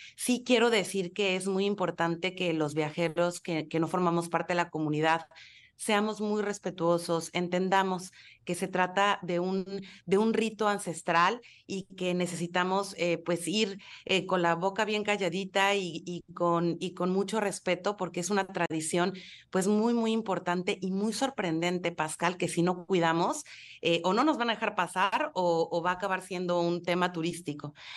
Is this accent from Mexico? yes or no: yes; Mexico; como mexicanos